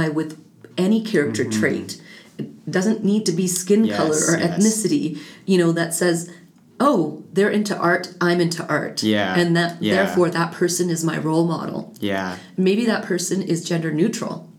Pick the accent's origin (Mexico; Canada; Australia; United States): Canada; Calgary, Alberta; as a child born and raised in Canada, in Calgary, to immigrant parents